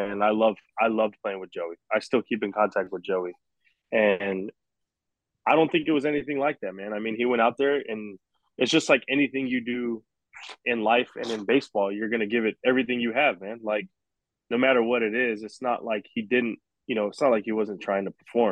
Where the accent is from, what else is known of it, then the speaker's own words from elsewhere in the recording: South Texas, United States; moved away as an adult; I'm from Texas